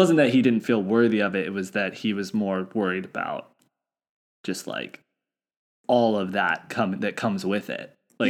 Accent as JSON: {"language": "English", "country": "United States", "said": "as an American"}